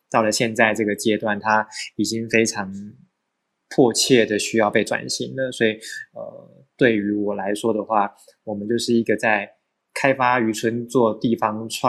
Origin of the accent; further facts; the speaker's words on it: Changhua County, Taiwan; also born or lived in Taichung / Taipei; now in Hualien, Taiwan; 我是彰化人，但是念书生活在台中，然后后来毕业之后就到台北上班，然后现在在花莲。